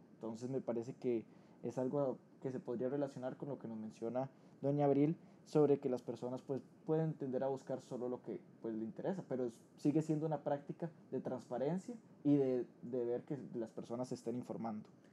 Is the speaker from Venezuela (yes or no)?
no; Costa Rica; como ciudadanos costarricenses